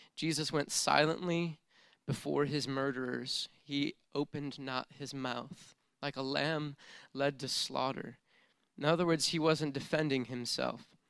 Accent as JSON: {"language": "English", "country": "United States", "tie": "born or raised there", "said": "how good of a life I've had growing up in the United States of America"}